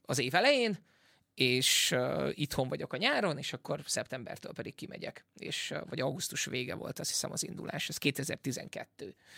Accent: Veszprém, Veszprém County, Hungary; moved away as an adult; also born or lived in England; Angliába költöztem, és aztán pedig azon elköltöztem Veszprémből, ahogy hazajöttem

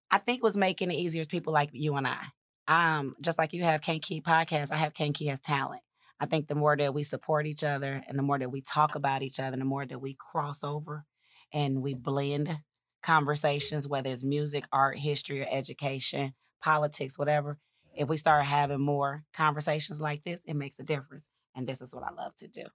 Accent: Kankakee, Illinois, United States; moved away as an adult; also born or lived in Atlanta; I grew up in Kankakee. I am a native

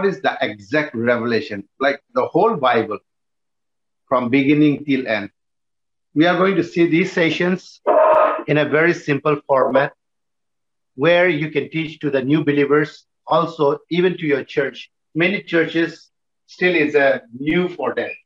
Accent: Nagaland, India; also born or lived in Tamil Nadu; I'm actually from Tamil, but born and brought up from Nagaland

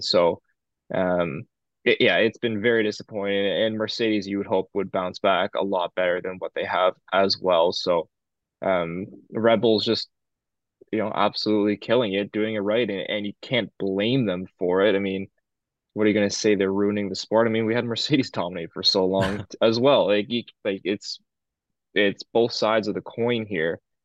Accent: Canada; I'm Canadian and, or we're, we're Canadian

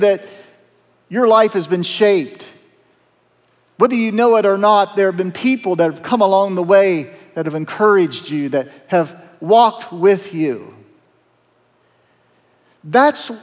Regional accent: south of Zanesville, Appalachian Southern Ohio, United States; I'm a kid from Appalachian, Southern Ohio. Our first home was in the Moxahela Trailer Park. Not a lot of hope there in that trailer park south of Zanesville

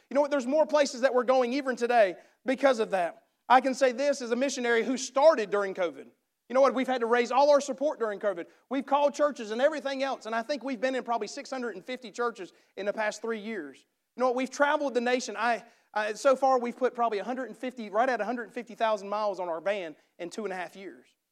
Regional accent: United States; accent: redneck

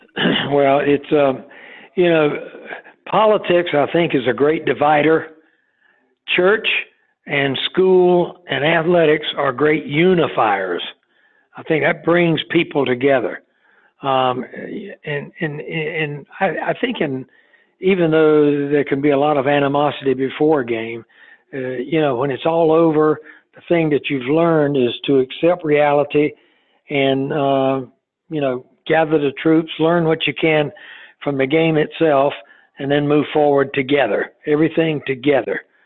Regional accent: Goldsboro, North Carolina, United States; I grew up in Goldsboro, North Carolina, which is down east, uh, about 52 miles east of Raleigh

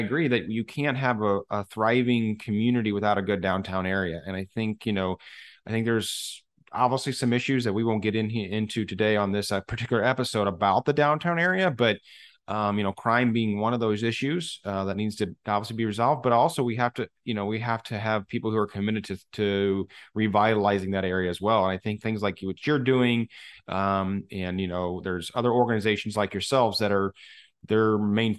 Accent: St. Louis, Missouri, United States; I grew up here in the St. Louis area.

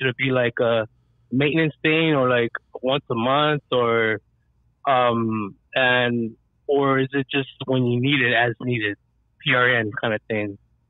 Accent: Pacoima, California, United States; I grew up in Pacoima Projects when I was like in 88 to like 98.

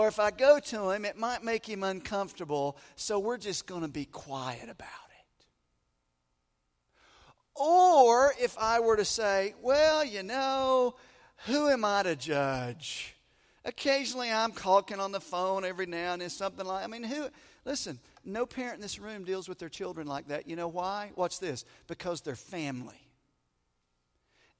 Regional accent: the South, United States; moved away as an adult; I grew up in the South. I was gone for about 15 years, and then we came back.

